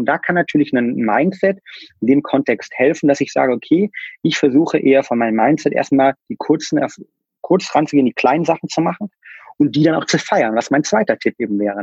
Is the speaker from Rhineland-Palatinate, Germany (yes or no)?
no; near Kassel, Hesse, Germany; Ich bin in der Mitte von Deutschland aufgewachsen, ähm, im schönen ähm, ja, Bad Arolf, beziehungsweise in der Nähe von Kassel